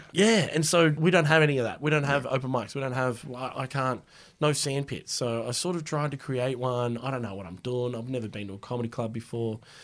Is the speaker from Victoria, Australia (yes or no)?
no; Wagga Wagga, New South Wales, Australia; also born or lived in Bundaberg, Queensland / Walgett, New South Wales; I grew up in Wagga Wagga. Moved there when I was about five. Yep. My mob's from Walgett, yep. out back New South Wales. Right. I was born in Bundaberg.